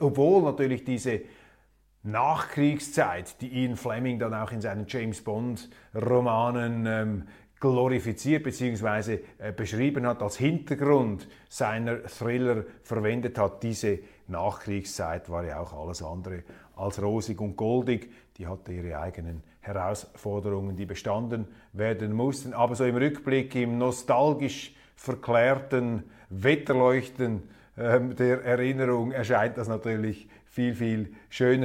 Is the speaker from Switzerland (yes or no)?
yes; Switzerland; wir als Schweizer